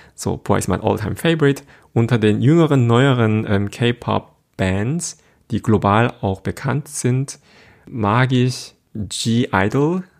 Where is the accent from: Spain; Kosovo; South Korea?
South Korea; first language Korean; German is a second language; now in Germany; meine Muttersprache ist Koreanisch